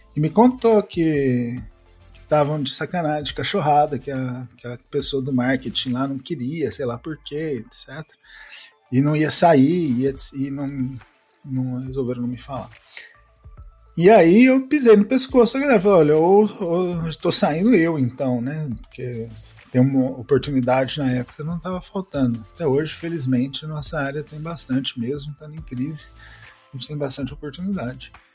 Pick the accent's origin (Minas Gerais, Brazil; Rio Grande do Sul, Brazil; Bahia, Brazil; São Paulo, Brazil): São Paulo, Brazil; moved away as an adult; also born or lived in Uberlândia, Brazil; now in Barcelona, Spain; Eu sou de São Paulo, mas então eu passei uma grande parte da minha carreira em Uberlândia também